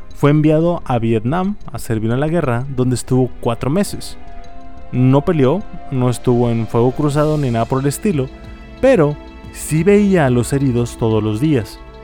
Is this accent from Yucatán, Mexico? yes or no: no; Monterrey, Nuevo León, Mexico; accent: regio; soy de Monterrey.